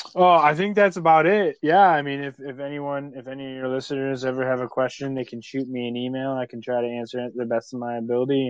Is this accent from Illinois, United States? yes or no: no; New York, United States; I'm from New York